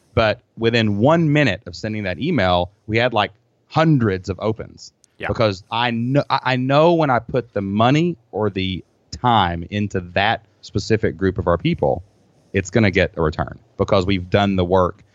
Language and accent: English; Kentucky, United States; I'm from Kentucky.